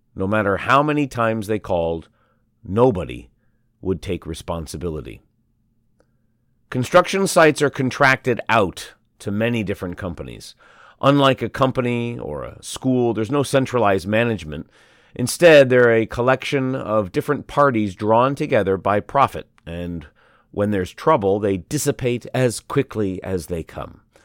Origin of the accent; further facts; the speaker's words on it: Shanghai, China; I was born and raised in Shanghai